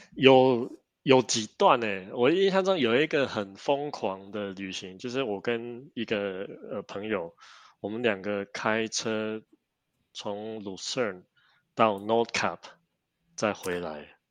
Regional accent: Taiwan; 我们台湾人真的是很重视

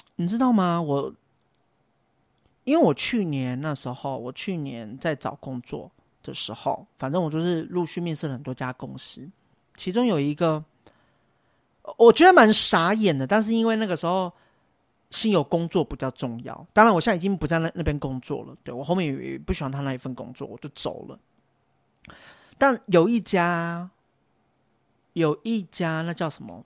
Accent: Taiwan; 虽然是都市原住民，但是偶尔还是也会回去部落

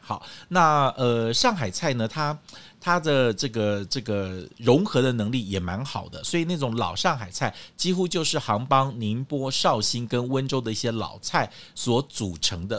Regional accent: Kaohsiung, Taiwan; now in Taipei, Taiwan; 我们在高雄

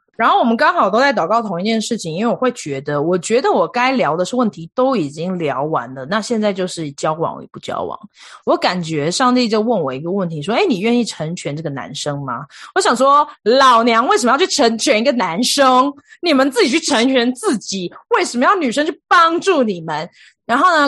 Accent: Taiwan; moved away as an adult; also born or lived in India; now in United States; 我是来自台湾

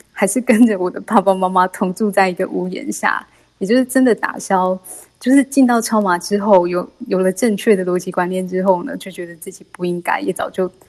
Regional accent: Kaohsiung, Taiwan; 我是来自高雄的

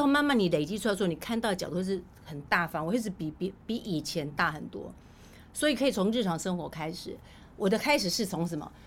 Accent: Taiwan; 因为我们在乡下地方长大

